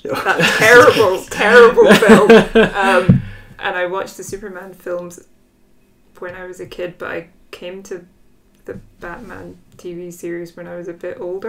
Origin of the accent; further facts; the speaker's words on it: Belgium; Because I come from Belgium, and that's where they're from.